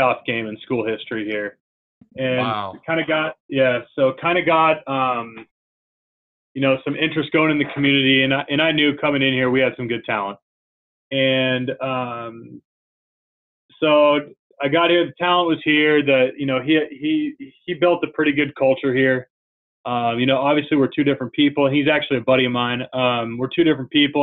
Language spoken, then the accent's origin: English; Pleasanton, California, United States; also born or lived in Kentucky; now in Brentwood, United States; I'm from the Bay Area, California, originally. Grew up in Pleasanton